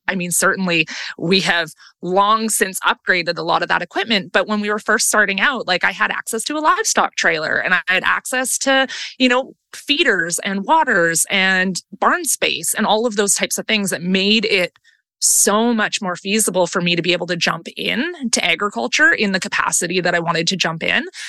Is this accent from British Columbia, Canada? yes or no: yes; Langley, British Columbia, Canada; also born or lived in Vancouver; I was born and raised in Langley